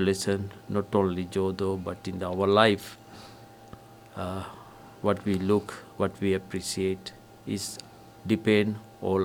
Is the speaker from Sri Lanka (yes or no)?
yes; Sri Lanka; now in Kohala, United States; I'm from Sri Lanka